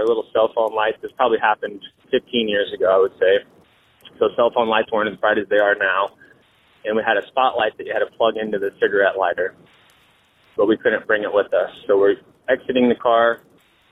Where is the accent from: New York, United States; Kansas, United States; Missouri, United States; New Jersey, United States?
Kansas, United States; Salina; I'm from Salina, Kansas.